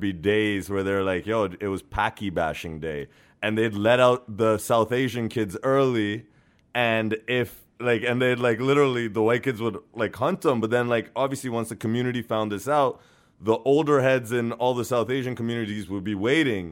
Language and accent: English; Norway; now in Canada; I was born and raised in Norway